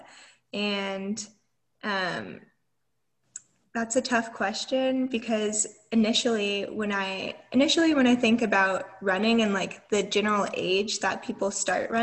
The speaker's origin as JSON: {"language": "English", "town": "Atlanta", "region": "Georgia", "country": "United States", "said": "I'm from Atlanta, I had like family there"}